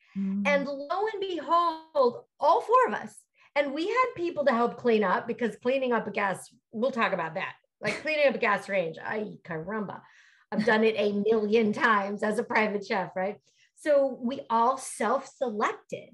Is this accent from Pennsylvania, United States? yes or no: yes; Pennsylvania, United States; moved away as an adult; also born or lived in Philadelphia; now in California, United States; I'm from Pennsylvania, mm-hmm. Went to school in Philly